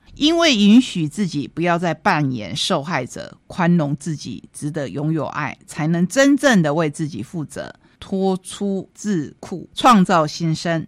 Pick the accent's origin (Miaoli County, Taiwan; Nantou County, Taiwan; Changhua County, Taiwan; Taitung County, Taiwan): Taitung County, Taiwan; Taitung; 我是台东人